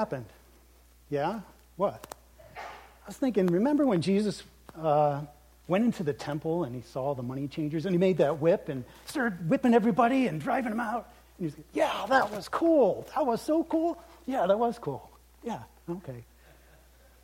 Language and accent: English; United States; as American Christians